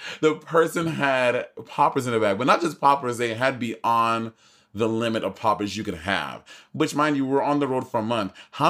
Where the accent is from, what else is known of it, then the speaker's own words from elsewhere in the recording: New York, United States; I'm from New York.